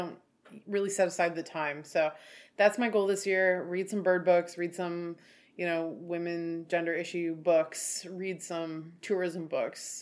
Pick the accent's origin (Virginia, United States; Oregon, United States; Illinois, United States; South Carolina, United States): Oregon, United States; we're from Oregon where it rains and it's stormy and everything